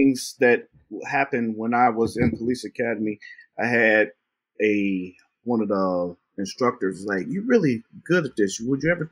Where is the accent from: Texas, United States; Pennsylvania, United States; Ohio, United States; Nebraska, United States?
Ohio, United States; moved away; I'm from Ohio originally, and when I was in Ohio, I went to police academy